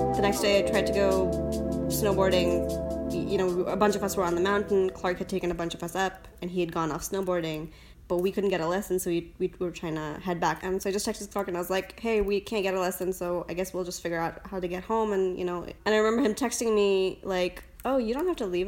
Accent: India; also born or lived in United States; now in San Francisco, United States; I was born in India.

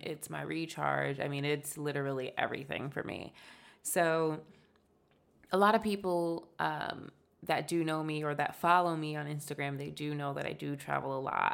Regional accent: United States; we're American

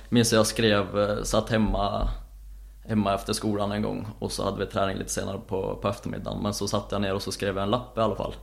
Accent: Säffle, Värmland, Sweden; moved away; där jag kommer ifrån

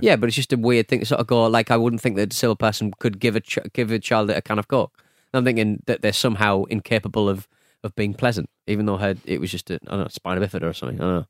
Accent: United Kingdom; I'm very British

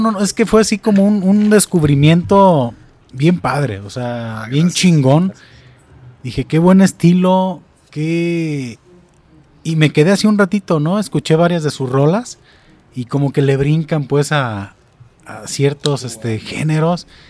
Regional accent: Atotonilco el Alto, Jalisco, Mexico; now in Zapotlanejo, Mexico; yo vengo de Totonilco al Alto.

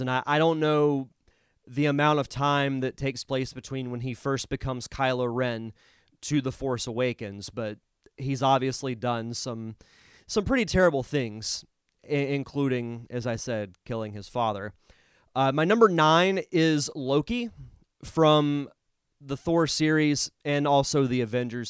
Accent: Florida, United States; growing up in Florida and growing up around, you know, hurricanes hitting here

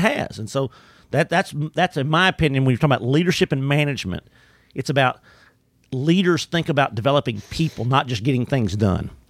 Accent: Orangefield, Texas, United States; I grew up in the Beaumont, Orange, Gulf Coast area in Orange Field, Texas

